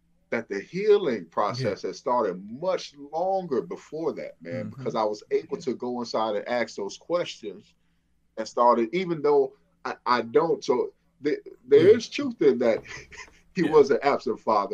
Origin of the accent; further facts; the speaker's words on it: Flint, Michigan, United States; moved away; I'm from Flint, Michigan.